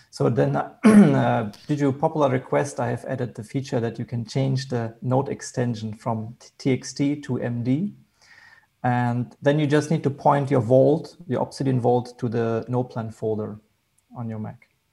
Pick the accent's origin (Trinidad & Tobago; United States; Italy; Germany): Germany; Hanover, Lower Saxony; I'm from Germany.